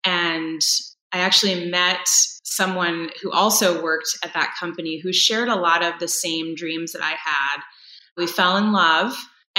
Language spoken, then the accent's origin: English; East Coast, United States; moved away as an adult; now in Wisconsin, United States; I've been in Wisconsin now for about 18 years. So it definitely feels like home. But I grew up on the East Coast and moving around a little bit.